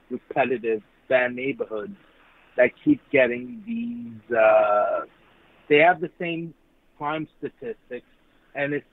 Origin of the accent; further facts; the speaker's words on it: New York, United States; I'm Korean, and I grew up in New York